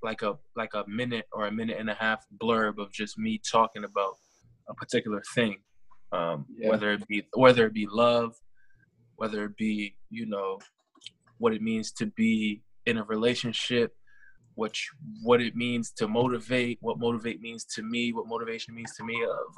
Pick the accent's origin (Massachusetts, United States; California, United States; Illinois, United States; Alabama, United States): Massachusetts, United States; I mean, I'm from Mass.